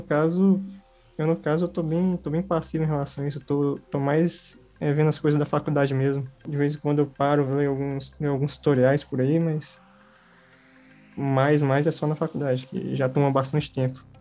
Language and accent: Portuguese; Brasília, Federal District, Brazil; eu sou aqui do, do Gama, né, do Distrito Federal.